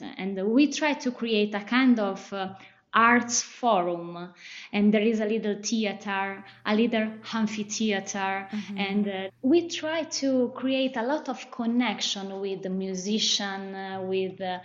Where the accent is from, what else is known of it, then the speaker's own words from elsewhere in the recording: Solomeo, Umbria, Italy; growing up in a little town was important for me.